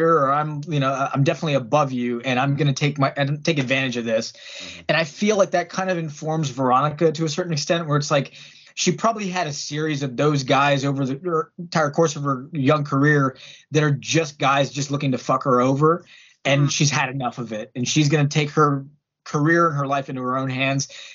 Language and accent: English; San Antonio, Texas, United States; moved away as an adult; now in Pittsburgh, United States; I was born in Texas